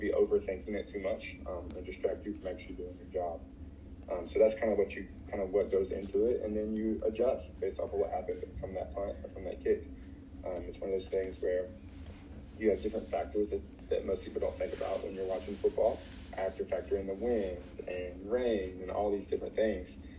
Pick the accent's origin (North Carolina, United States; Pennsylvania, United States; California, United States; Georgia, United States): North Carolina, United States; growing up in North Carolina, the closest baseball team was the Braves